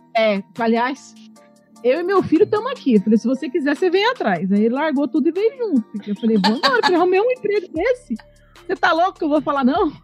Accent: Poá, São Paulo, Brazil; Eu sou de Poá, Poá, Itaquá, aquela região boa ali

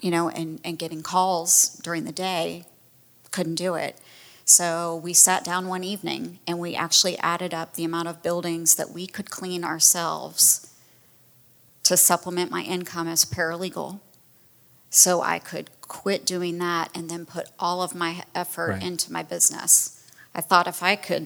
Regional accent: Fort Myers, Florida, United States; moved away as an adult; now in Tallahassee, United States; I grew up in Fort Myers. I spent a lot of time on the beach.

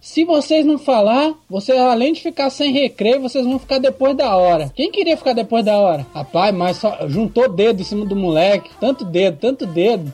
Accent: Vitória, Espírito Santo, Brazil; sou do Espírito Santo, Vitória

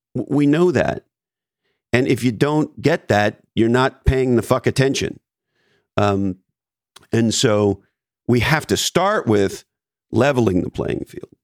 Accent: Canada; moved away; I was born in Canada, so I'm an immigrant to this country

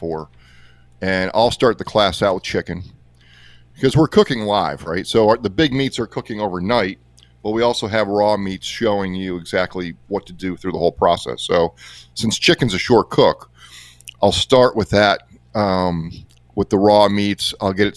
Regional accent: Lansdale, Pennsylvania, United States; here in my hometown about a mile away in Lansdale

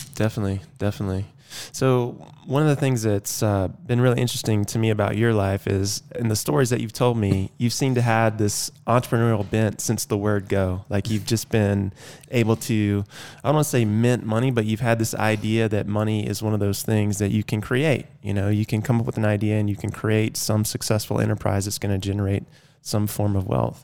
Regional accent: Athens, Georgia, United States; moved away; I grew up in Athens, Georgia, which is a beautiful college town

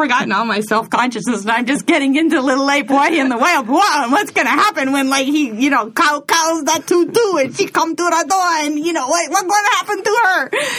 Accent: Hawaii, United States; born or raised there; moved away as an adult

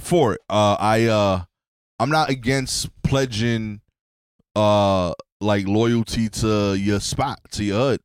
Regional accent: United States; as an American, um, I def, identify as black

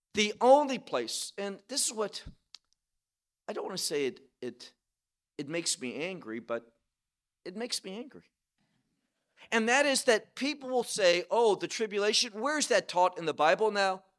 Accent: United States; now in Israel; we're Israeli citizens, obviously we grew up in America

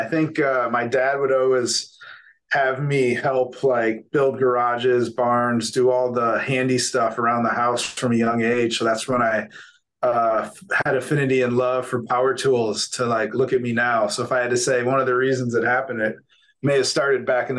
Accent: Ohio, United States; now in Santa Barbara, United States; I'm a farm boy from Ohio. So literally the middle of nowhere, farm country.

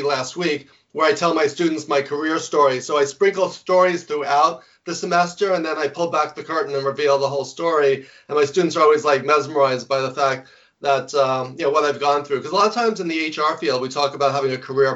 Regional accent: New York, United States; now in Fairfield, Connecticut, United States; I talk loud and fast because I'm from New York

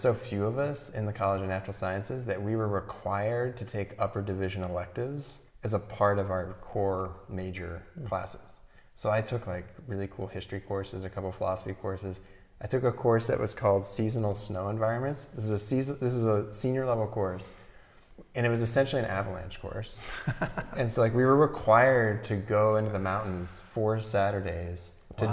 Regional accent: St. Louis, Missouri, United States; moved away as an adult; also born or lived in Fort Collins, Colorado; now in Santa Barbara County, United States; growing up in St. Louis, Missouri in the Midwest

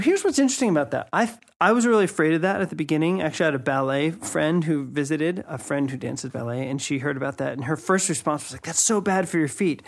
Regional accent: United States; moved away; myself as an American

